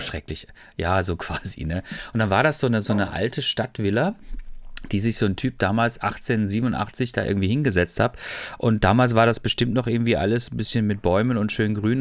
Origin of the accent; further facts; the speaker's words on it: Freiburg, Baden-Württemberg, Germany; Ich komme aus Freiburg eigentlich ursprünglich